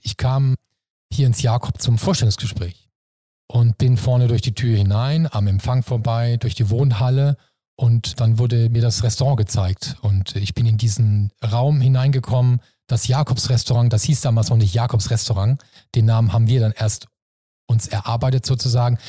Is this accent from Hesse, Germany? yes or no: no; Mannheim, Baden-Württemberg, Germany; moved away as an adult; now in Hamburg, Germany; Also ich bin selber Kurpfälzer, ich bin Mannemer und äh, im Herzen bin ich natürlich Kurpfälzer, aber Hamburg ist meine neue Heimat